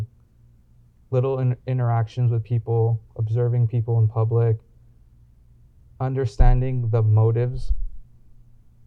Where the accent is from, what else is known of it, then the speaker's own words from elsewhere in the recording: Los Angeles, California, United States; growing up in Los Angeles